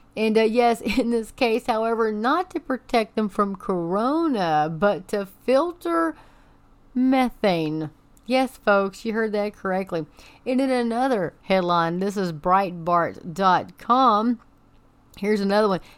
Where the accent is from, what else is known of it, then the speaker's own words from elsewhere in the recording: Amarillo, Texas, United States; that is my hometown